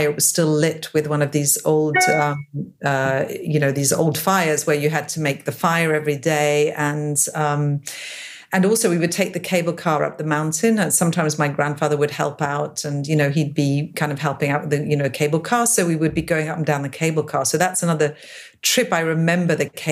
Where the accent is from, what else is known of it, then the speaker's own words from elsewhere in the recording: England, United Kingdom; moved away; also born or lived in Geneva, Switzerland / Drogheda, Ireland; I left Switzerland when I was 6 years old. I was born in Geneva. We went to live in England